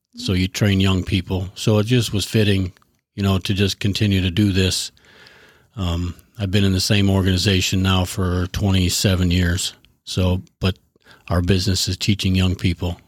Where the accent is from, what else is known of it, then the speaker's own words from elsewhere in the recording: Sterling, Illinois, United States; also born or lived in Chicago; now in Wisconsin, United States; I was, uh, born and raised in Sterling, Illinois, and I've lived in Wisconsin for the past twenty-three years.